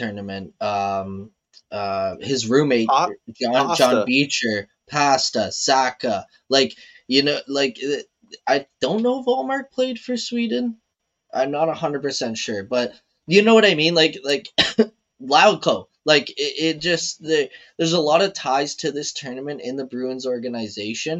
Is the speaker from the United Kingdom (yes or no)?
no; Canada; as a Canadian